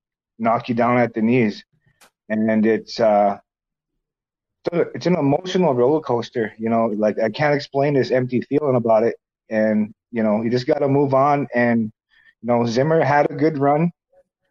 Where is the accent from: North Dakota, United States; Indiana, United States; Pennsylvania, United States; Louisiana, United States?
North Dakota, United States; Bismarck; In North Dakota, we don't have a professional football team